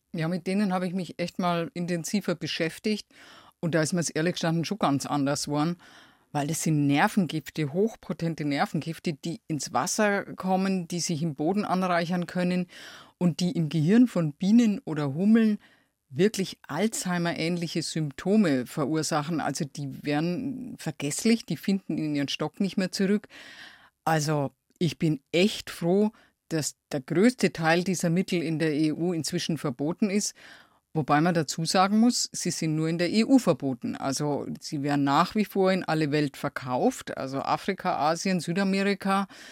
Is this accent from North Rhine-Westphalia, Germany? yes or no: no; Lower Franconia, Bavaria, Germany; ich komme ja aus Unterfranken